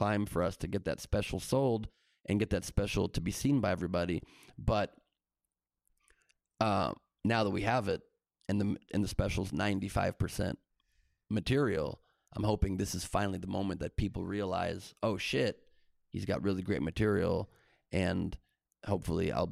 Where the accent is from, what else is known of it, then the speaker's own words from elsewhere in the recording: Beverly Hills, California, United States; also born or lived in Los Angeles; I was born in L.A. I'm one of the few L.A. natives in this entertainment business that's from here and stayed here, and I moved. My parents got a house in Beverly Hills when I was 5 years old